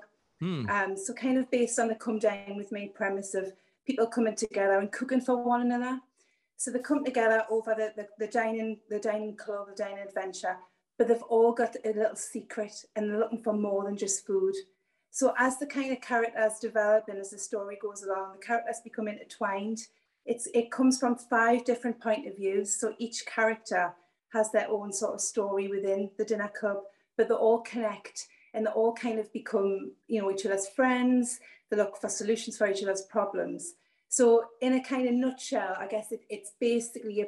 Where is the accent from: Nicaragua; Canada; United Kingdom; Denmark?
United Kingdom; Newcastle upon Tyne, North East England; I'm from Northeast England, a little place called Newcastle, which is about an hour and a half's drive from the border of Scotland